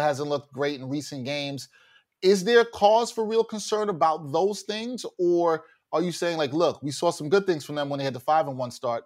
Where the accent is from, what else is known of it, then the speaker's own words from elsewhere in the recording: New York City, New York, United States; we're both from Brooklyn